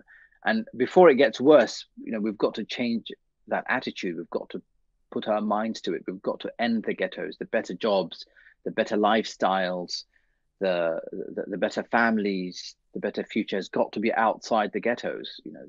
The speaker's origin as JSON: {"language": "English", "region": "London", "country": "United Kingdom", "tie": "born or raised there", "said": "Yes, Sir William Burroughs Primary School, yes."}